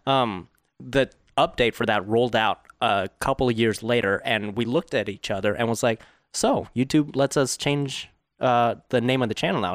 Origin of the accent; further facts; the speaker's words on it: Fountain Valley, California, United States; I was born in Fountain Valley, California, which is, like, ten minutes from Garden Grove